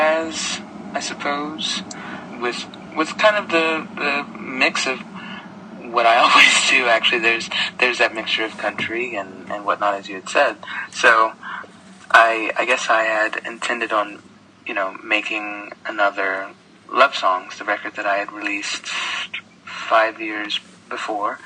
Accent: Kansas City, Missouri, United States; moved away as an adult; now in Paris, France; I grew up in Kansas City, Missouri

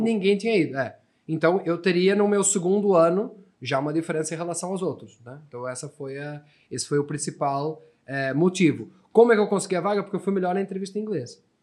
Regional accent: Portugal; first language Portuguese; moved away as an adult; now in Brazil; Sou português, nasci em Portugal

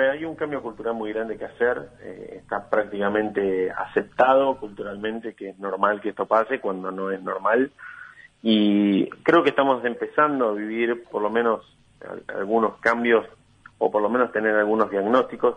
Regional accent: Argentina; como argentinos

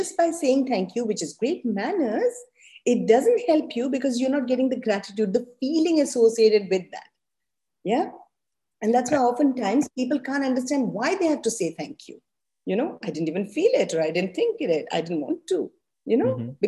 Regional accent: India; I'm also Indian

